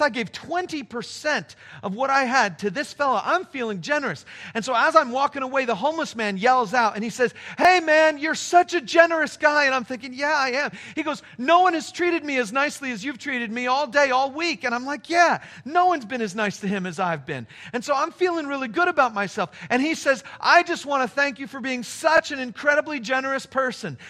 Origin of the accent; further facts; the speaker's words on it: Palm Springs, California, United States; moved away; my hometown